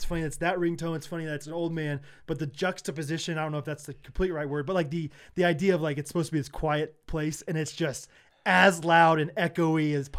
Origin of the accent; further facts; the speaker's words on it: Stratford, Missouri, United States; I'm from Stratford, Missouri, so I'm pretty rule roll.